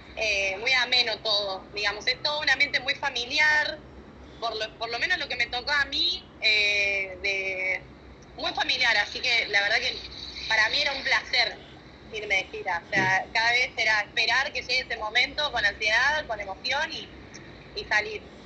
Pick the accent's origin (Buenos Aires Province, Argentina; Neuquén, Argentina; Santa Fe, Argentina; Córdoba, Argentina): Córdoba, Argentina; now in Buenos Aires, Argentina; me vine a vivir a Buenos Aires, yo soy de Córdoba, de Córdoba Capital